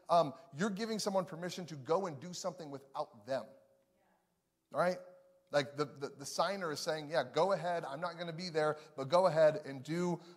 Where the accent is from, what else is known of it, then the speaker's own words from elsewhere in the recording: Chicago, Illinois, United States; now in Missouri, United States; because I'm from Chicago. Me and my wife live in Missouri now.